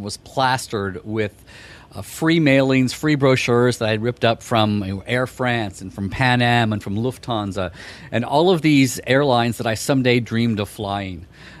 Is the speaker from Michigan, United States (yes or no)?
no; New York, United States; I'm a New Yorker.